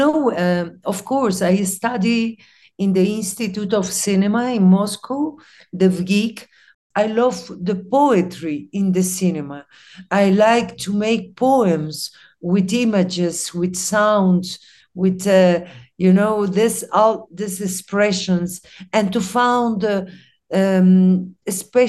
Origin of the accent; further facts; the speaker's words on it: Chile; English is a second language; also born or lived in Costa Rica; now in Mexico; I have a multicultural origin, Arab and Latin America. I grew up in Latin America, in Chile, in Costa Rica. Now I'm living in Mexico.